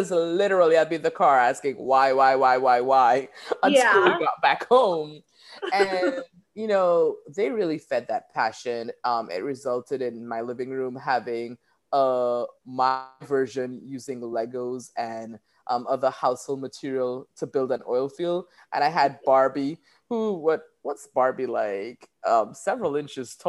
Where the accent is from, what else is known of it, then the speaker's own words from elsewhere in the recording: Trinidad & Tobago; moved away as an adult; now in United States; I am a Trini gal. And so I was born there. I grew up there